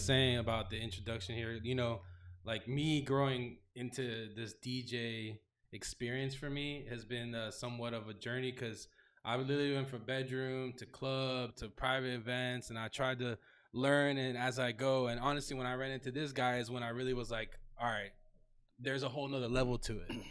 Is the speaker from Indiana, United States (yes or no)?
no; Davie, Florida, United States; also born or lived in Tallahassee / Orlando / Miami; I'm from Davie, born and raised Florida.